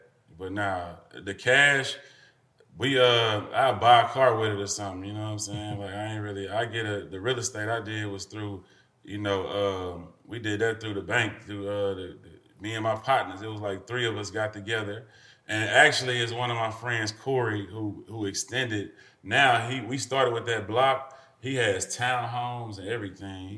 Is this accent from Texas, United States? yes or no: yes; Houston, Texas, United States; I'm from the North Side, man. Like, we ain't had much growing up